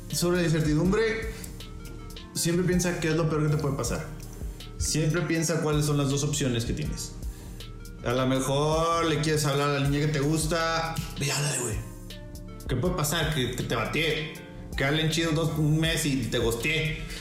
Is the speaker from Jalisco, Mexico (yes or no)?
yes; Guadalajara, Jalisco, Mexico; soy, de Olatos